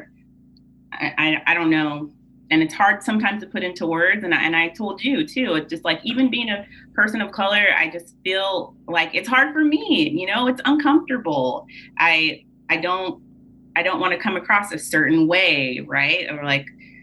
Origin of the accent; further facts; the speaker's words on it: Tulare, California, United States; I'm originally from Tulare, California, which is like 30 minutes south mm-hmm. of Fresno.